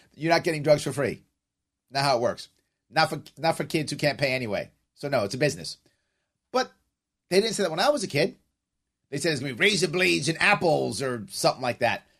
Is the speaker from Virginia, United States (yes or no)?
no; New York City, New York, United States; For those of you who may know the South Bronx, I grew up on Walton Avenue